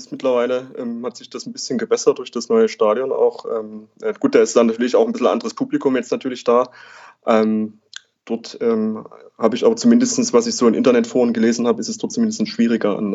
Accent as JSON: {"language": "German", "region": "Saxony", "country": "Germany", "tie": "born or raised there", "said": "ähm, bin 28 Jahre inzwischen. Ähm, zu Dynamo äh, bin ich gekommen. Ich komme äh, aus der Region, wohne auch aktuell jetzt wieder in Dresden ähm, und ähm, bin auch in der Region aufgewachsen."}